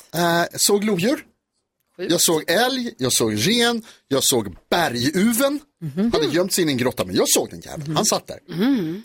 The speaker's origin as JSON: {"language": "Swedish", "town": "Stockholm", "region": "Stockholm County", "country": "Sweden", "tie": "born or raised there", "said": "jag är uppväxt i Stockholm"}